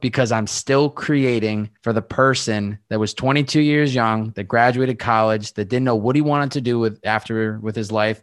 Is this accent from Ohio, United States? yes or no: no; Western Massachusetts, United States; also born or lived in Boston; I'm from Western Massachusetts